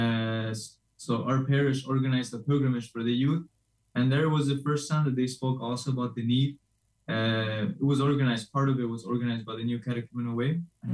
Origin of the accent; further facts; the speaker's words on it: Chicago, Illinois, United States; So actually, I'm from Chicago.